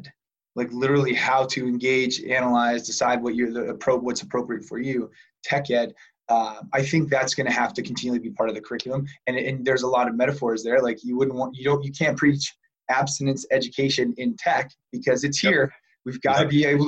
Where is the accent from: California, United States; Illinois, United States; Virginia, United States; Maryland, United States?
Illinois, United States; Chicago; I'm from Chicago.